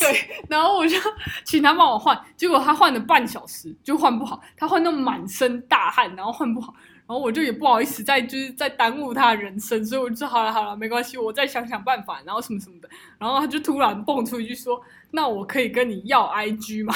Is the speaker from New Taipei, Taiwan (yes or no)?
no; Taichung, Taiwan; 我们 台中人就是这样，霸气